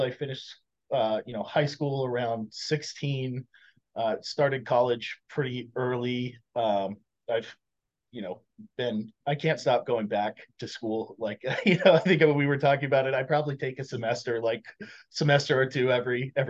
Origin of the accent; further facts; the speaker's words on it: Oregon, United States; moved away; I'm originally from Oregon